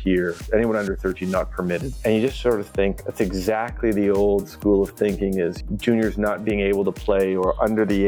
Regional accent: Toronto, Ontario, Canada; moved away as an adult; also born or lived in Florida; I had the chance to return home. And I'm from Toronto

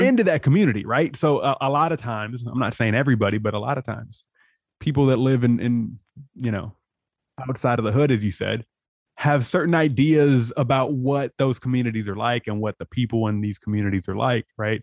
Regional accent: San Diego, California, United States; I'm from San Diego, so I was in Tijuana all the time.

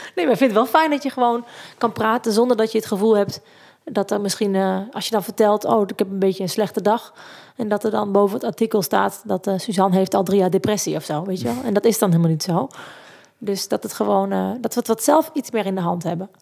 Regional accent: Zieuwent, Gelderland, Netherlands; En ik kom uit Zeeuwent in het mooie Achterhoek

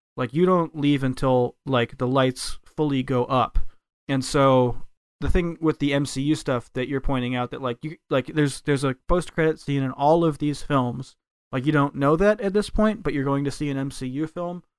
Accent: United States; moved away as an adult; now in Japan; as an American is that I moved to Japan. I learned a Japanese, and I've lived here for ten years

